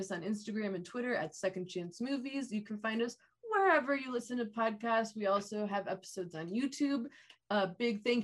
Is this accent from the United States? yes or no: yes; Chicago, Illinois, United States; as a Chicagoan in the 90s